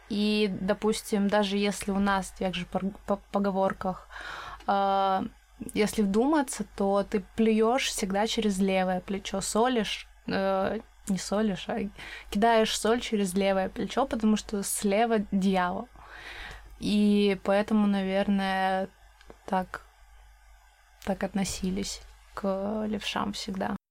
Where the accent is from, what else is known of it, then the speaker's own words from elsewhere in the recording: Krasnoyarsk Krai, Russia; я сама из Красноярского края, это регион в Сибири.